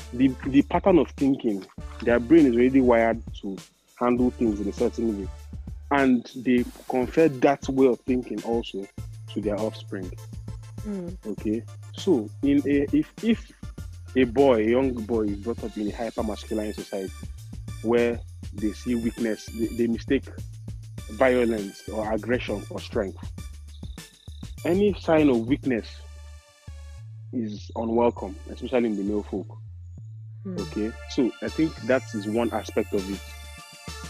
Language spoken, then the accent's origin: English; Enugu, Enugu State, Nigeria; I'm a final MH student from Enugu, Nigeria.